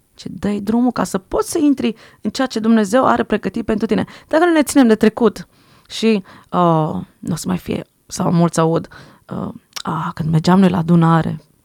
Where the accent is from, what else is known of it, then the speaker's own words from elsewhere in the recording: Switzerland; first language French; Romanian is a second language; Prima limbă ce am învățat a fost franceză, după aia am învățat românește, că am crescut în Elveția